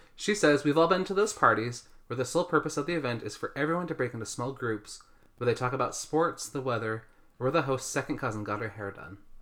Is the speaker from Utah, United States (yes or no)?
yes; Utah, United States; I've born and raised in America, in Utah.